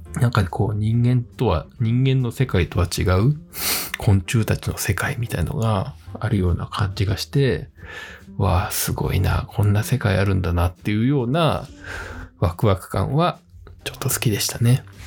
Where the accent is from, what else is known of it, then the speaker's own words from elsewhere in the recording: Fujieda, Shizuoka, Japan; 自分は静岡県の藤枝市というところを、えー、生まれ育ったんですけれども